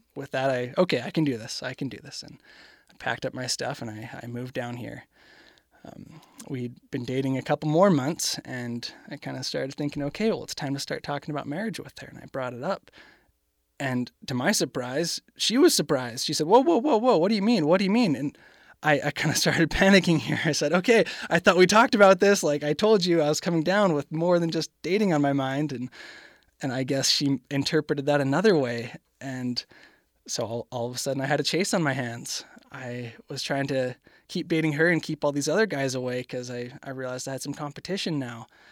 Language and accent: English; Canada; I am from Canada